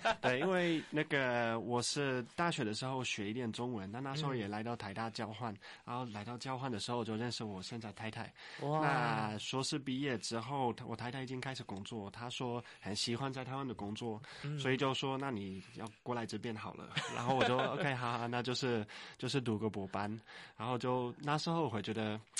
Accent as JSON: {"language": "Chinese", "country": "Netherlands", "tie": "born or raised there", "second_language": "Chinese", "lives_now": "Taiwan", "said": "我觉得我在荷兰就是那个长大的时候，我们是很强强调说你要有你自己的想法"}